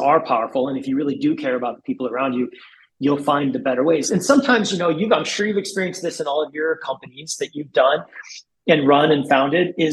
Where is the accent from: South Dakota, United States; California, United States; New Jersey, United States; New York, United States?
South Dakota, United States; moved away; I grew up in South Dakota, tiny little town